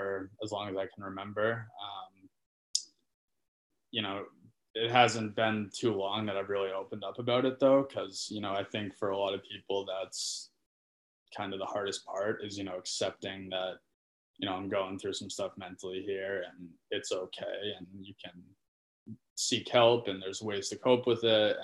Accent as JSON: {"language": "English", "town": "Falmouth", "region": "Maine", "country": "United States", "tie": "born or raised there", "also_born_or_lived": "Manchester, New Hampshire / Cholet, France", "moved": "as an adult", "said": "I'm from Falmouth, Maine. Grew up playing youth hockey"}